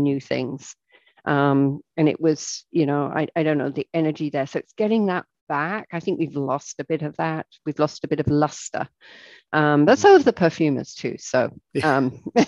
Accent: England, United Kingdom; moved away as an adult; now in United States; I'm English

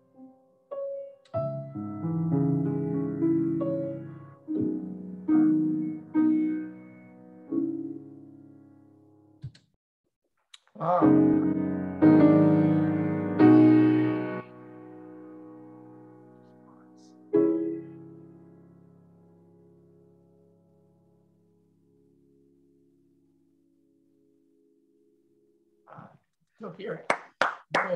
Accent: Maine, United States; Maine, my home state

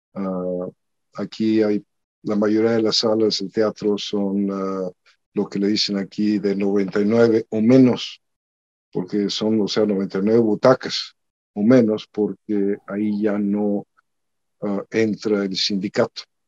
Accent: Monterrey, Nuevo León, Mexico; also born or lived in Mexico City; yo soy de Monterrey. Bueno, nací en la Ciudad de México, pero a los cuatro años me fui a Monterrey, digo, nos fuimos a Monterrey y realmente me considero regimontano, obviamente, ahí creí

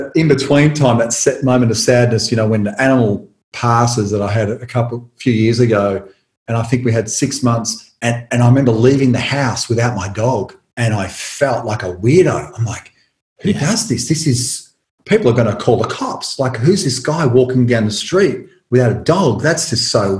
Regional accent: Tullamarine, Victoria, Australia; where I grew up in Tullamarine

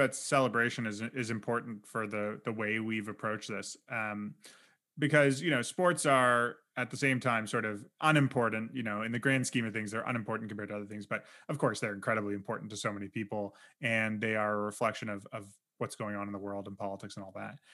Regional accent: Canada; we're both Canadian

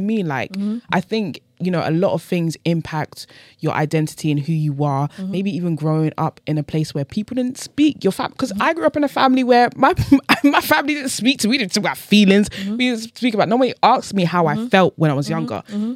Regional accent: United Kingdom; I'm born in this country

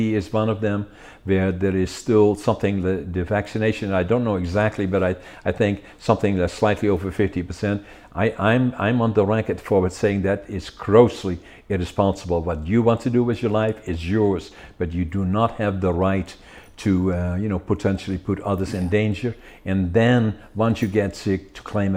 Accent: Netherlands; now in Canada; I was in the military for 2 years, drafted in Holland, the Special Forces.

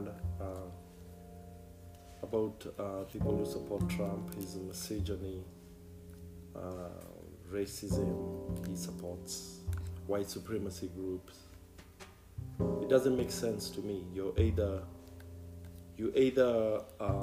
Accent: United States; I am American

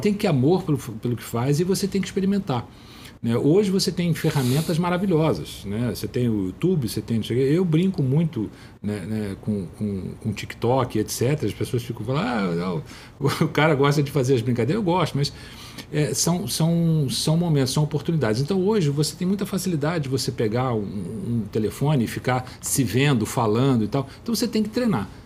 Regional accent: Teresópolis, Rio de Janeiro, Brazil; moved away as an adult; now in Rio de Janeiro, Brazil; Teresópolis é, é, é um lugar que eu fui criado

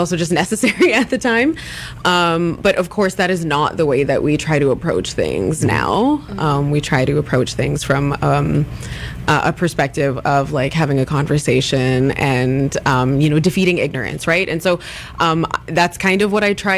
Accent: Ladner, British Columbia, Canada; as a child and as a teenager going to high school in my hometown

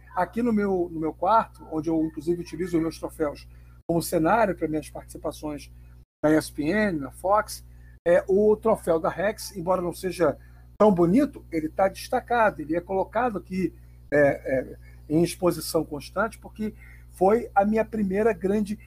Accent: Rio de Janeiro, Brazil; sou nascido e criado em Bom Sucesso. Moro na, na Tijuca há apenas quatro meses, cinco meses.

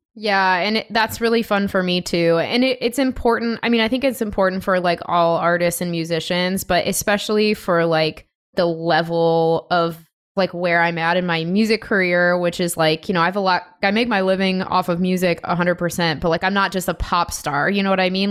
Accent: Chicago, Illinois, United States; also born or lived in Denver / Los Angeles / San Diego; now in Seattle, United States; I'm from Chicago, born and raised originally, but I've lived in a bunch of different places like Denver, L A, San Diego for a bit, and now Seattle

